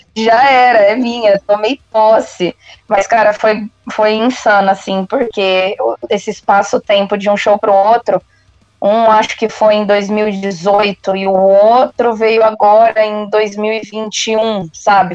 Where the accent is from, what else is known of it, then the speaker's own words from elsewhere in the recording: Marília, São Paulo, Brazil; moved away; eu sou de Marília, então eu comecei esse rolê todo em Marília, onde eu estou agora, inclusive, de férias, matando saudade